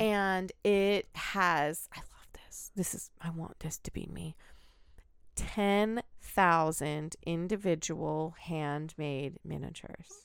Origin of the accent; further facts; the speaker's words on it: United States; I am an American citizen